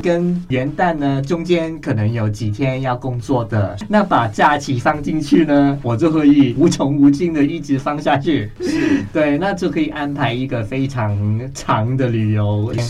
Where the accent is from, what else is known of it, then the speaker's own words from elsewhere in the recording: Hong Kong; moved away; 我是香港人啊